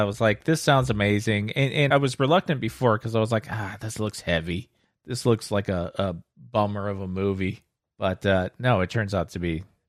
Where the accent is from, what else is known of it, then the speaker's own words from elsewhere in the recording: United States; I'm American